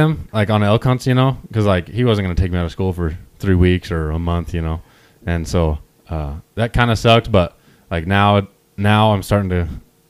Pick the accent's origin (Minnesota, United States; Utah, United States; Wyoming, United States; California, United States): Wyoming, United States; I grew up in Wyoming.